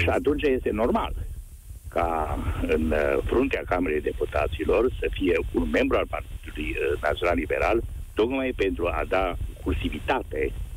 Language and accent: Romanian; Transylvania, Romania; eu sunt din Ardeal